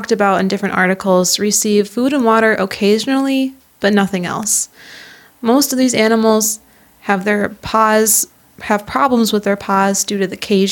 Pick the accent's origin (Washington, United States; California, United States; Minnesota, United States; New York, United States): Minnesota, United States; I am from Minnesota